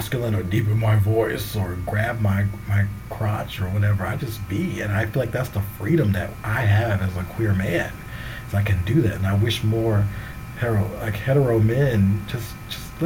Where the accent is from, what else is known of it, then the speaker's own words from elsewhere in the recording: the South, United States; I come from the South. I grew up a certain way